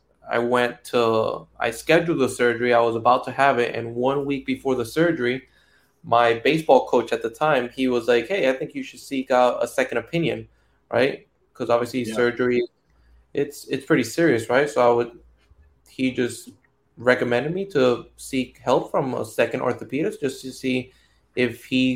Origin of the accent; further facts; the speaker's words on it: Puerto Rico; moved away; I'm from Puerto Rico, and baseball back home, it's like religion